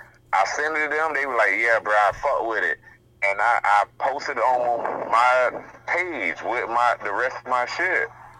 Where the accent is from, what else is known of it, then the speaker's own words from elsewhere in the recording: Hallandale Beach, Florida, United States; I'm like, nigga, I'm from Hallandale. Like, I'm from where y'all at.